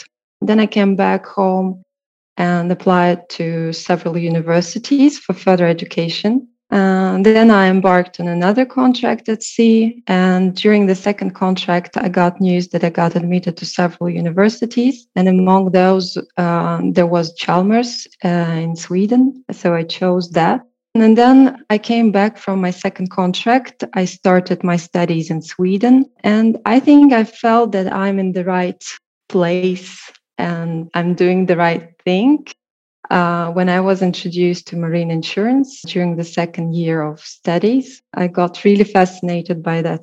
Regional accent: Riga, Latvia; I'm from Riga.

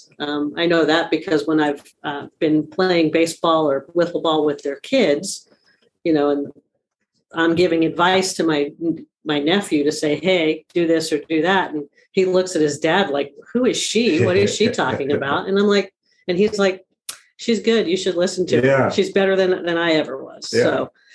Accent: Long Island, New York, United States; moved away as an adult; also born or lived in San Jose, California / Lincoln, Nebraska; now in California, United States; I grew up on Long Island. I am a very proud New Yorker

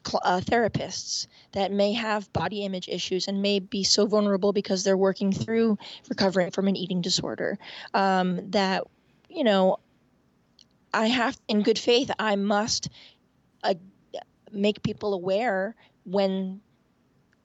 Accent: Point Pleasant Beach, New Jersey, United States; now in Washington, D.C., United States; I grew up in Point Pleasant Beach, New Jersey, a block away from the Atlantic Ocean

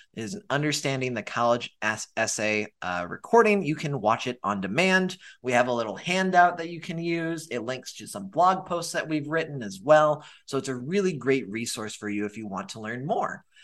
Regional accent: Montana, United States; moved away; I'm originally from Montana

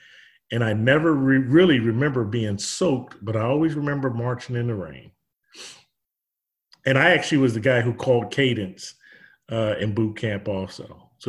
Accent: Chester, Pennsylvania, United States; moved away; I'm from Chester, Pennsylvania, originally.

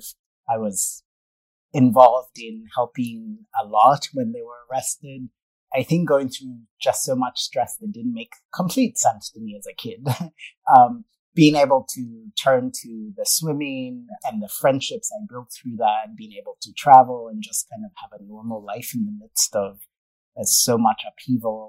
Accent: Kenya; I grew up in Kenya, started swimming at a really young age

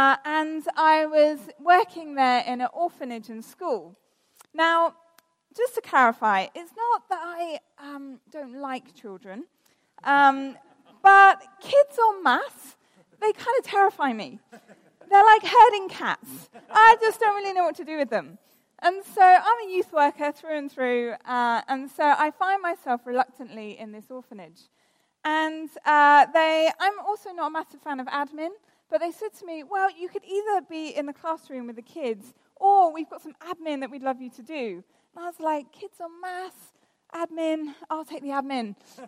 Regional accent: South West England, United Kingdom; now in London, United Kingdom; I live in London. I grew up in the West Country. I lost my accent because I realised no one would take me seriously if I continued to talk like a farmer. But I've lived in London for the last 13 years.

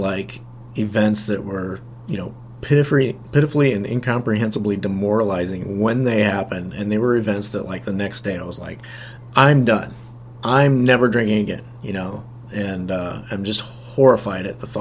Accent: Nebraska, United States; moved away as an adult; also born or lived in Dubuque, Iowa; I was from Nebraska, but ended up moving to Dubuque, Iowa, and working for my sister's husband

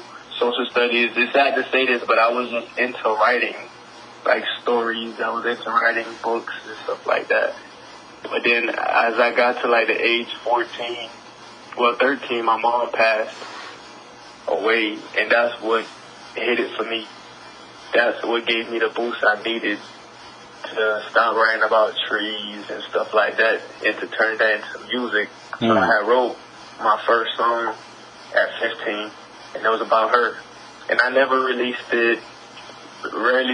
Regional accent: Miami, Florida, United States; now in Atlanta, United States; I'm from Miami, but I'm calling out of Atlanta now

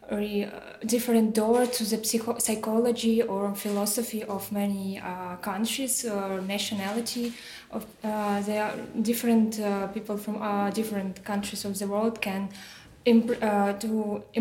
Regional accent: Belarus; English is a second language; now in Prague, Czechia; Um, I'm from Belarus, but uh, currently I'm, I've been, I have been studying at uh, Charles University.

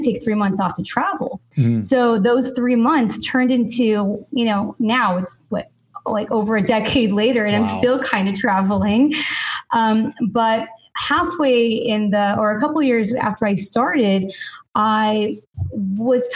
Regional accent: Los Angeles, California, United States; I'm from Los Angeles originally

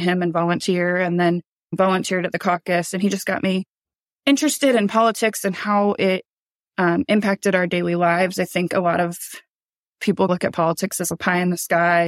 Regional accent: Iowa, United States; We grew up in Iowa.

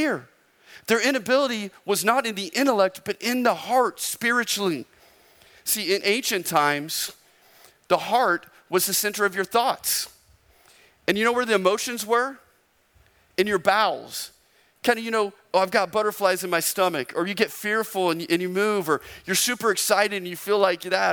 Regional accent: Arizona, United States; I'm from Arizona

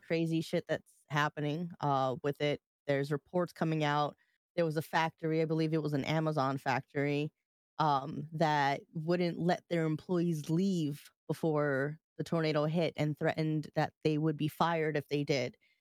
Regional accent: New York, United States; I'm from New York

